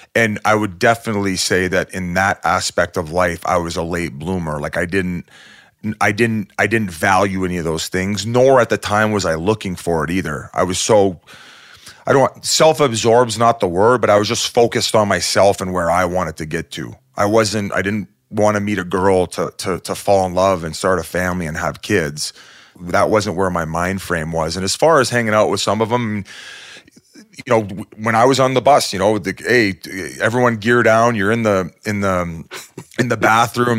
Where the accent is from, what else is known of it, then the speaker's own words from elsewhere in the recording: Welland, Ontario, Canada; I grew up in Welland, Ontario